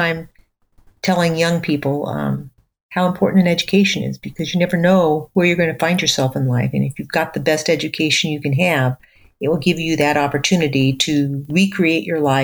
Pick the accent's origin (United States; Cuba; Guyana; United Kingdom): United States; Southern California; as a child and teenager, I grew up in Southern California